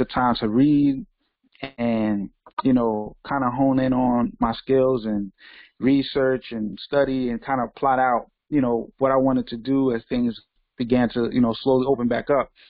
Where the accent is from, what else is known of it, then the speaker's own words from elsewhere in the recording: New York City, New York, United States; I'm from Brooklyn, New York